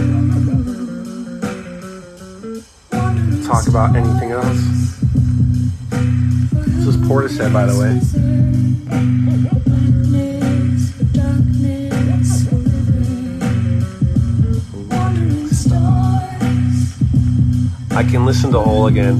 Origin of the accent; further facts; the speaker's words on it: Orange County, Southern California, United States; growing up in Orange County